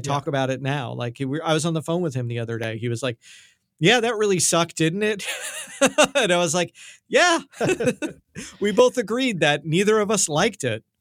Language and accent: English; New York, United States; accent: New York; My accent came out there.